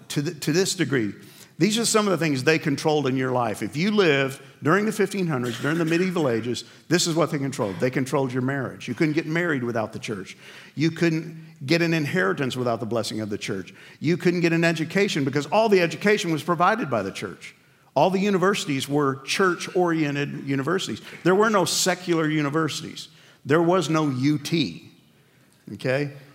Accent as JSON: {"language": "English", "region": "New York", "country": "United States", "tie": "born or raised there", "said": "I grew up in New York"}